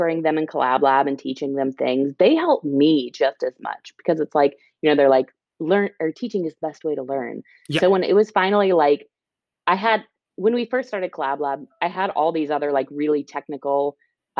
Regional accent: Illinois, United States; moved away as an adult; also born or lived in Texas; now in California, United States; I'm a Midwesterner and was born and raised there.

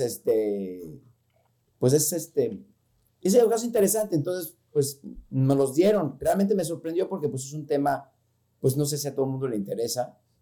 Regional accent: Mexico City, Mexico; moved away; como dicen que soy chilango

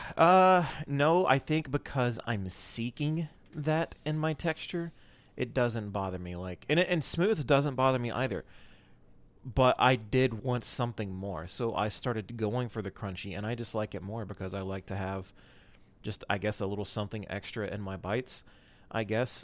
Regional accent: North Carolina, United States; moved away; my hometown, which does not matter. Um, but it's somewhere in North Carolina, just over the border

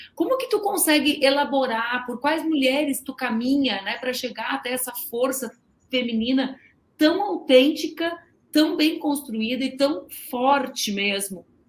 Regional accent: South Region, Brazil; Eu sou do sul do Brasil, né? Então eu, uhum. eu, eu morei no interior muitos anos da minha vida

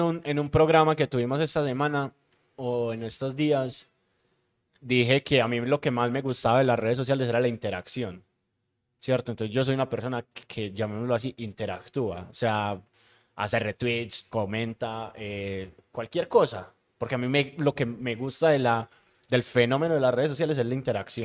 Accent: Medellín, Antioquia, Colombia; born or raised there

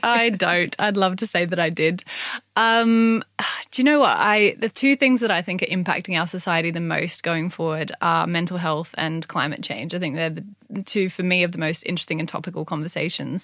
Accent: Gold Coast, Queensland, Australia; now in United Kingdom; So I grew up on the Gold Coast in Australia

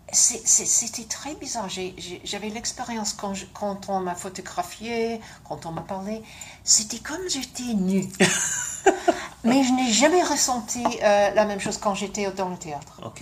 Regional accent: London, United Kingdom; French is a second language; moved away; also born or lived in Montreal, Canada / South of France; je suis née à Londres parce que mes parents euh, se sont rencontrés là et on était tous élevés à Londres

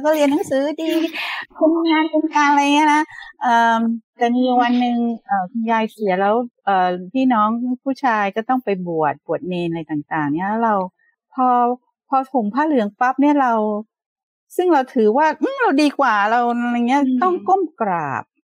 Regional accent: Bangkok, Thailand; also born or lived in Madison, Wisconsin; เกิดในกรุงเทพเป็นคนกรุงเทพเป็นคนชนชั้นกลาง

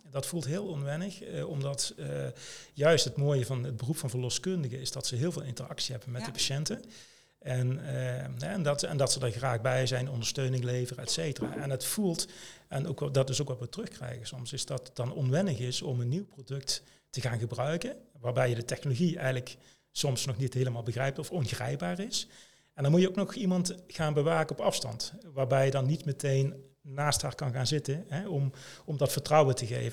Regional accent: Limburg, Netherlands; Ik kom uit Limburg, getrouwd, twee kinderen

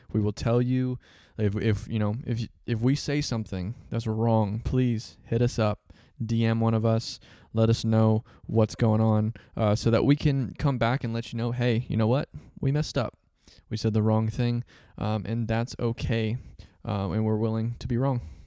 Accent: Central Florida, United States; I was born and raised in Central Florida

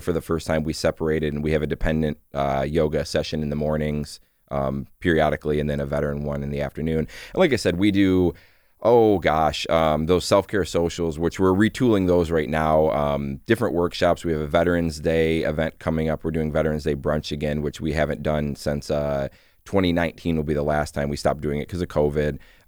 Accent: Michigan, United States; I grew up in Michigan, went to college after high school and was not ready for it.

